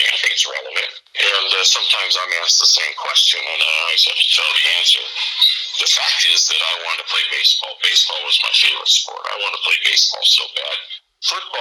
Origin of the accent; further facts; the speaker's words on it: Mendota, Illinois, United States; growing up in Mendota that I was raised around a very respectful culture